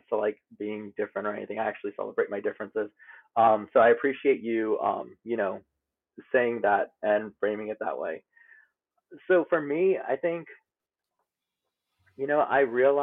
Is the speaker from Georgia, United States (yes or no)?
no; New Orleans, Louisiana, United States; moved away as an adult; now in New York City, United States; Originally, I'm from New Orleans, Louisiana. I moved up to New York for grad school